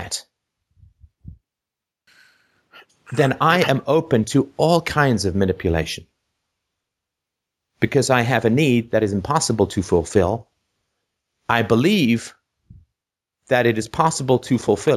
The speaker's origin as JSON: {"language": "English", "country": "Ireland", "tie": "born or raised there", "said": "I was born in Ireland"}